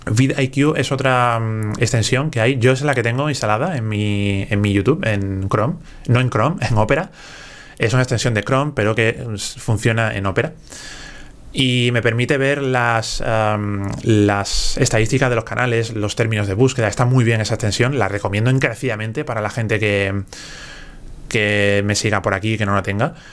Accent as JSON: {"language": "Spanish", "region": "Galicia", "country": "Spain", "said": "no quiero demostrarte nada. si soy gallego."}